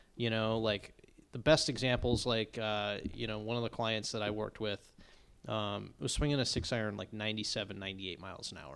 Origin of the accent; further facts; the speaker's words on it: Longmeadow, Massachusetts, United States; I'm from Long Meadow, Massachusetts, not far from Chicopee, Mass